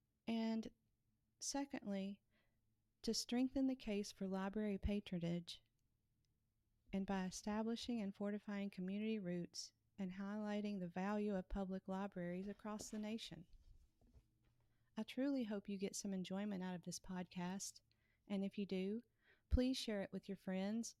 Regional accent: Kentucky, United States; Kentucky, my home state.

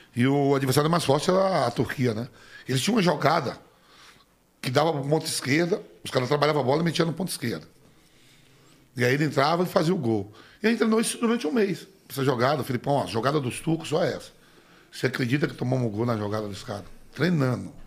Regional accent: Salvador, Bahia, Brazil; moved away as an adult; also born or lived in Nazaré das Farinhas, Bahia; eu nasci em Nazaré e me criei no subúrbio de Salvador, né? No, em plataforma.

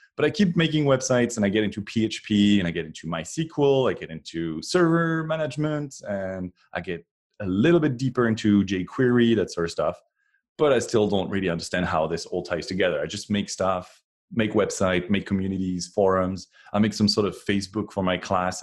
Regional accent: France; moved away as an adult; now in Cupertino, United States; I was born in France, and um, until 2012, I was uh, was way back there in France

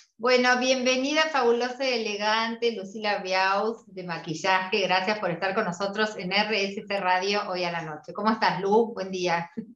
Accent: Argentina; nosotras las argentinas

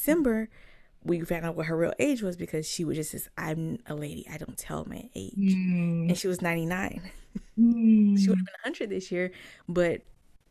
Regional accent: Charlotte, North Carolina, United States; also born or lived in Mississippi; they moved to Charlotte a year before I was born. So growing up in Charlotte

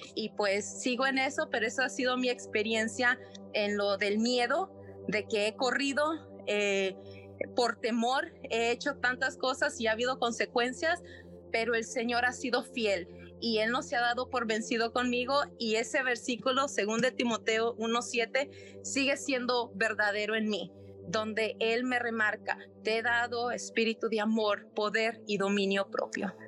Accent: Nicaragua; soy de Nicaragua

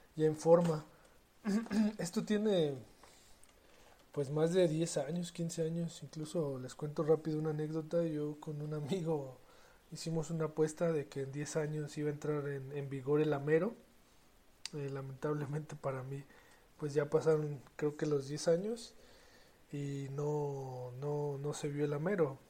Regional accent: Mexico; yo soy mexicano

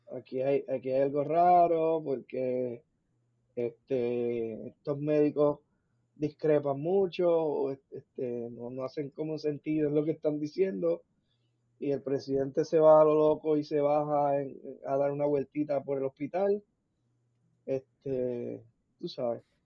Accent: Puerto Rico; Nosotros somos cultura puertorriqueña, slash hispana, latina y, americana

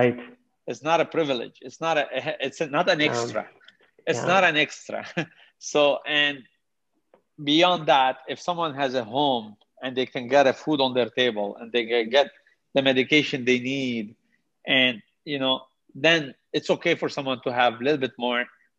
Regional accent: Canada; I'm going to jump in as a Canadian, not only Muslim, as a Canadian

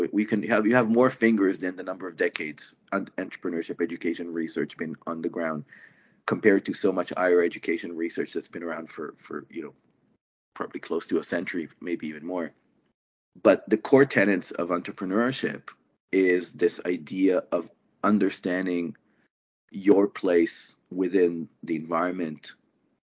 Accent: Israel; moved away as an adult; now in Canada; I'm originally from Israel before I immigrated to Canada well over a decade now ago.

